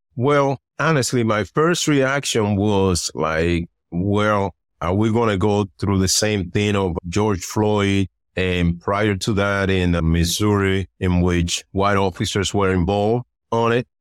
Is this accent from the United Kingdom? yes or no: no; Puerto Rico; moved away; also born or lived in Dominican Republic; I was born in Dominican Republic, and then in my early years, I was raised in Puerto Rico